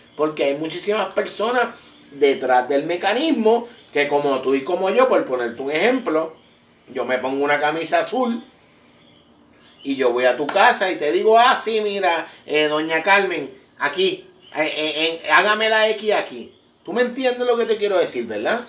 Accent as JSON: {"language": "Spanish", "country": "Puerto Rico", "said": "como boricua"}